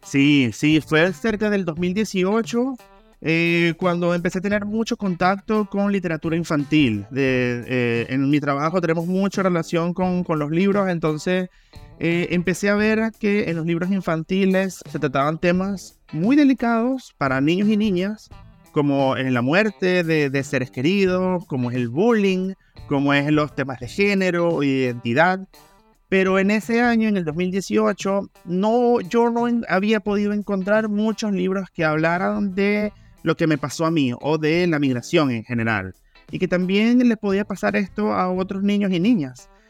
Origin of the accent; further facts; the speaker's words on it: Venezuela; moved away as an adult; now in Chile; soy venezolano